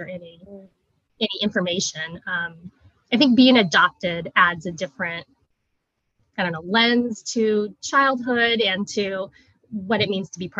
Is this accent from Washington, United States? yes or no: yes; Vashon Island, Washington, United States; moved away as an adult; also born or lived in South Korea / Federal Way, Washington; we grew up in kind of the Federal Way area, and then later moved to Vashon Island, where I spent most of my elementary, middle school, high school years